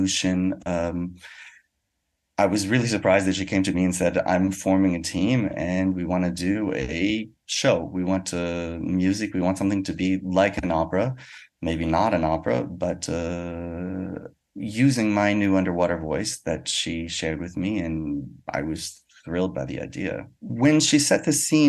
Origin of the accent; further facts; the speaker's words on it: United States; now in Paris, France; I'm a musician from America, but I live in Paris, France